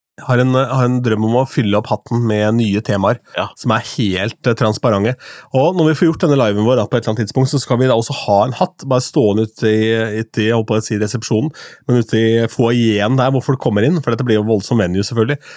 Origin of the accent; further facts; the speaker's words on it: Askim, Østfold, Norway; fra Askim